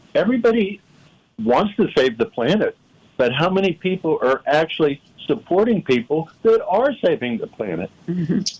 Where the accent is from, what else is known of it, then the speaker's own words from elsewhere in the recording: Pittsburgh, Pennsylvania, United States; when I was growing up in Pittsburgh